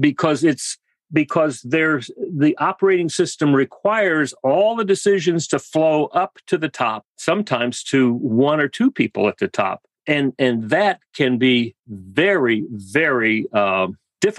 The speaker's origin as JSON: {"language": "English", "region": "South Texas", "country": "United States", "tie": "born or raised there", "also_born_or_lived": "Western Massachusetts", "moved": "yes", "lives_now": "Laguna Beach, United States", "said": "I grew up in South Texas"}